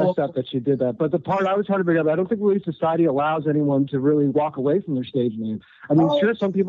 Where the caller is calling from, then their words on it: Orlando, Florida, United States; It's … from Orlando, Florida.